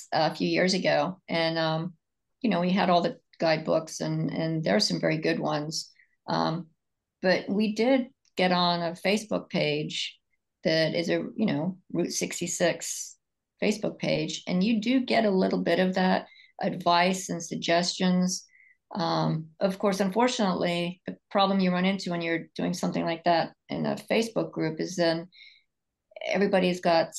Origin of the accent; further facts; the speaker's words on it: England, United Kingdom; born there; I was born in England, and so it's always, going to Ireland has always been something that I've wanted to do.